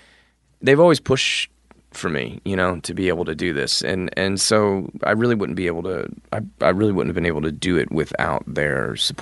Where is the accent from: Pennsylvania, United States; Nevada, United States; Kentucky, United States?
Pennsylvania, United States; We're from Pennsylvania.